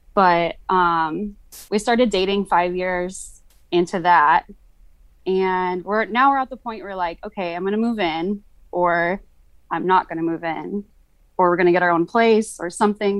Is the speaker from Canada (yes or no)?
no; California, United States; moved away as an adult; I'm from California